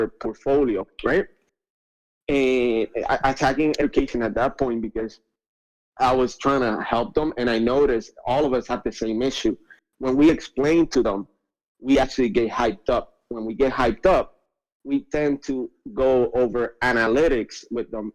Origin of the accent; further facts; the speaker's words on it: Puerto Rico; I'm from Puerto Rico, so 80% of the population here lives under the poverty line